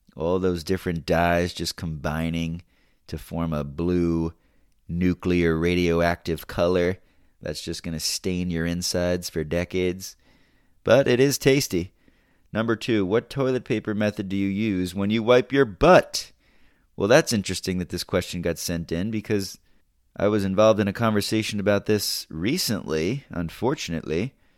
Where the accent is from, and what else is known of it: United States